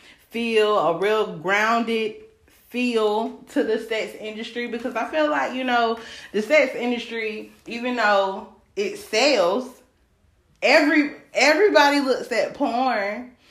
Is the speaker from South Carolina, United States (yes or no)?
yes; Greenville, South Carolina, United States; I'm from South Carolina, Greenville, South Carolina, 864, all day, stand up, the best area code in South Carolina.